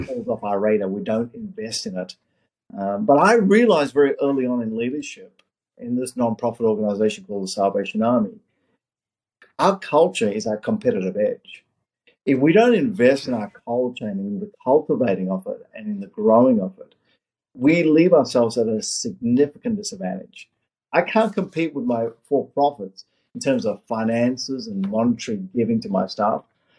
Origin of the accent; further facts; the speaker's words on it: Australia; moved away as an adult; also born or lived in South Africa / Orange County, California; now in United States; I was born in South Africa, in apartheid South Africa, migrated my family to Australia when I was 8 years of age, lived in Australia